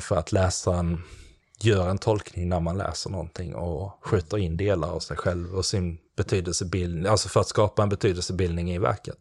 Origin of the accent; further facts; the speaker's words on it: Klippan, Skåne, Sweden; jag kommer från Skåne där nere och um, Klippan heter det, det ligger utanför Helsingborg en bit